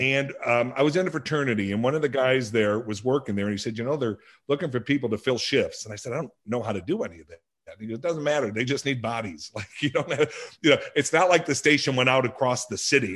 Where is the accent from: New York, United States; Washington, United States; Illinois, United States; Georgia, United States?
Illinois, United States; Lansing; also born or lived in Blue Island, Illinois; I was raised in a little town called Lansing, Illinois